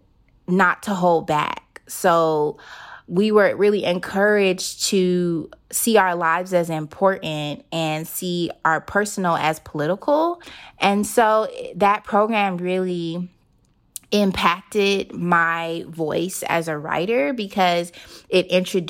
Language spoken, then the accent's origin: English; Oakland, California, United States; also born or lived in Hayward, California; growing up in Oakland